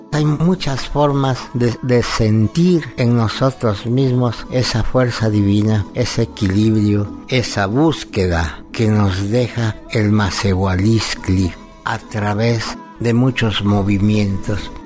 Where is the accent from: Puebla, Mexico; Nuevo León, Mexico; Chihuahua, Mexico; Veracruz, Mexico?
Puebla, Mexico; Cholula; mi bendita tierra Cholula